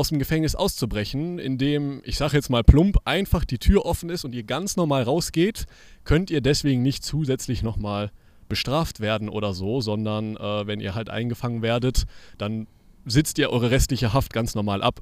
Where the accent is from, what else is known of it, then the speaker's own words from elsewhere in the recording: Cologne, North Rhine-Westphalia, Germany; da war man so als Kind, als Kölner zumindest, immer mit seinen Eltern einen Ausflug irgendwie hingemacht.